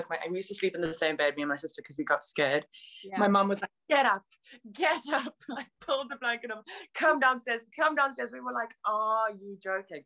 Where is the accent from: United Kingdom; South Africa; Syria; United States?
South Africa; moved away; I grew up in South Africa